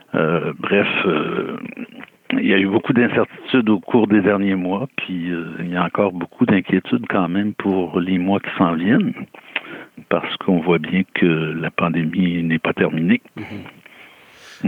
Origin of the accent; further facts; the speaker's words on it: Rimouski, Quebec, Canada; je suis originaire de Rimouski